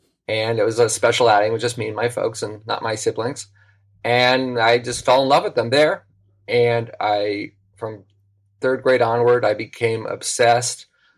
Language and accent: English; Los Angeles, California, United States; I grew up in Los Angeles, and there were so many revival houses that you could go see a Marx double feature every night of the week.